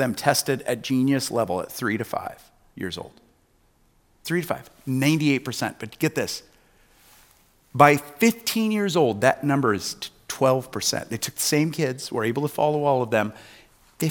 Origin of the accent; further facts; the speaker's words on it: Newton, Iowa, United States; the town I grew up in Newton, Iowa, just 30 miles or so away